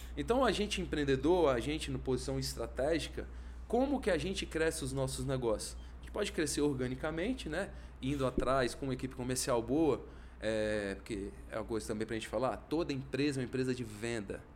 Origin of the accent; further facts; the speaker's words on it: Brasília, Federal District, Brazil; sou de Brasília, vivia minha vida toda aqui